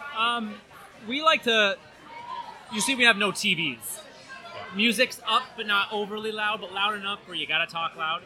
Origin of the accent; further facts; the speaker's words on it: Burlington, Vermont, United States; moved away; I am from Burlington, Vermont